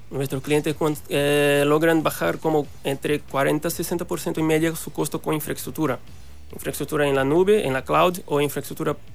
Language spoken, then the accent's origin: Spanish; Recife, Pernambuco, Brazil; soy eh, de Brasil, como dije, soy de Recife, una ciudad del nordeste de Brasil